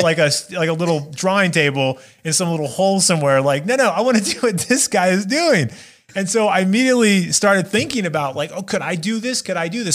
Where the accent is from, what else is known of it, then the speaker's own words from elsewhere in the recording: Las Vegas, Nevada, United States; also born or lived in Minot, North Dakota / Alabama; I moved to Las Vegas when I was about five years old.